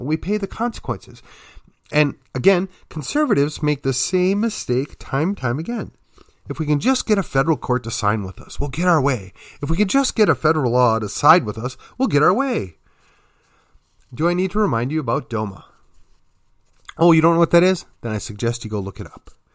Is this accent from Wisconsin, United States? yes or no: yes; Wisconsin, United States; now in Texas, United States; my home state was Wisconsin